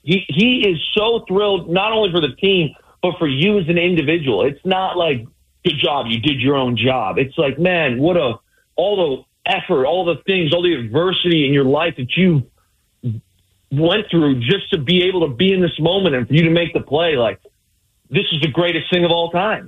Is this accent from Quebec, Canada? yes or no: no; Windsor, Ontario, Canada; moved away; I'm from the Windsor area, which is, you know, I grew up 10 minutes from the border of Detroit